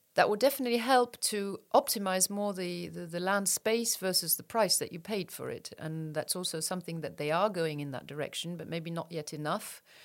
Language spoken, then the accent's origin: English; Luxembourg; born here, raised here, and. Uh, went abroad for studies, but uh, otherwise I'm I'm from here